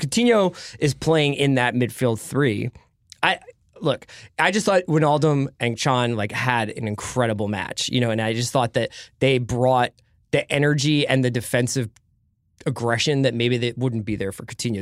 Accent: Philadelphia, Pennsylvania, United States; I'm from Philadelphia

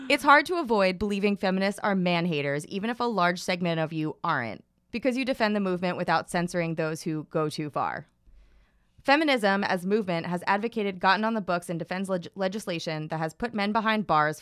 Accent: New York City, New York, United States; I grew up in Staten Island

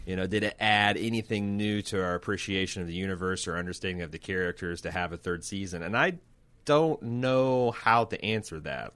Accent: United States; as an American

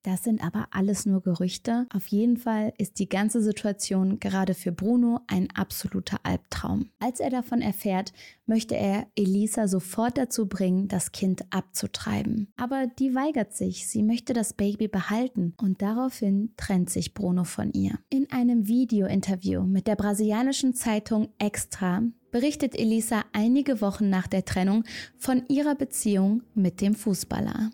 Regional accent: Germany; accent: German; mit meinem deutschen Akzent

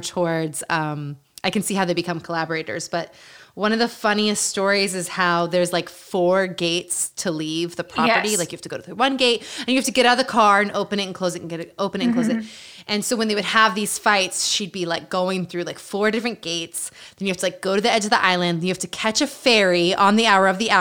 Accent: Utah, United States; Growing up in Utah.

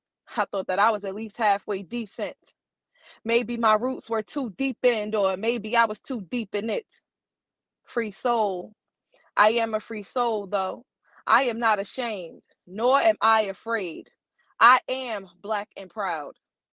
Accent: Chattanooga, Tennessee, United States; now in Memphis, United States; I'm originally from Chattanooga, Tennessee, but I live here in Memphis, Tennessee.

